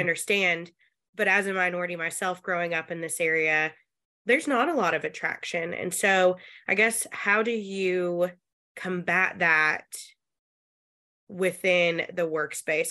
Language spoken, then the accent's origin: English; Northeast Tennessee, United States; my hometown holds one of the largest engineering chemical companies I think, in the globe